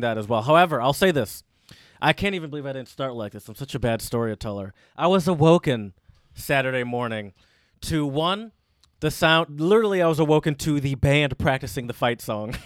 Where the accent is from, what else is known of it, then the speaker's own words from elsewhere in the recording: Detroit, Michigan, United States; moved away as an adult; Ann Arbor's not my home. I grew up in Metro Detroit